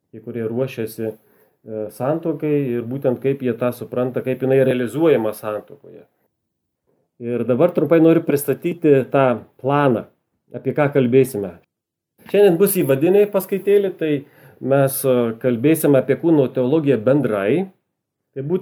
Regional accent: Suvalkija, Lithuania; accent: Suvalkian; tikiuosi, kad mano suvalkietiškas akcentas jums patiks.

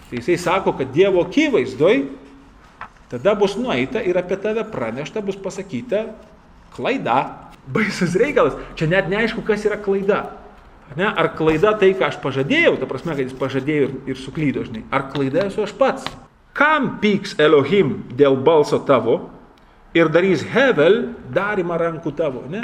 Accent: Lithuania; mes lietuviai baisiai skurdus esam šitoj vietoj.

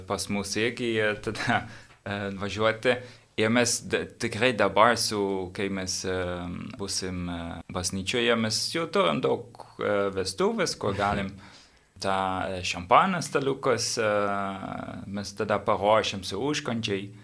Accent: Netherlands; Lithuanian is a second language; now in Vilnius, Lithuania; aš iš Olandijos

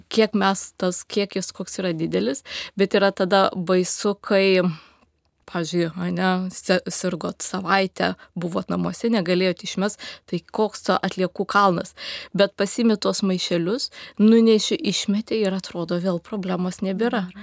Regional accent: Lithuania; mes, lietuviai

